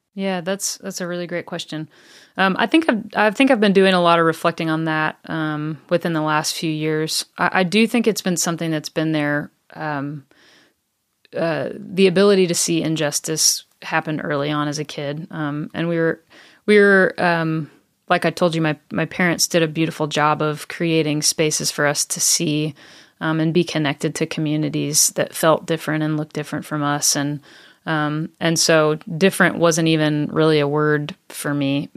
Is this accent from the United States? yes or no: yes; the South, United States; now in Franklin, United States; I grew up in the South